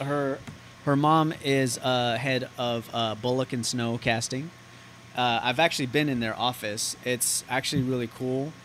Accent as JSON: {"language": "English", "town": "Santa Ana", "region": "California", "country": "United States", "tie": "born or raised there", "said": "Michelle Pfeiffer is from my hometown."}